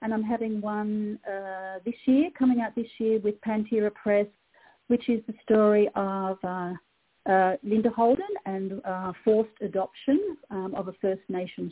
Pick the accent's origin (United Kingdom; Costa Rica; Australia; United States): Australia; also born or lived in New South Wales / Sydney; in Australia we have completely over the decades thrown out grammar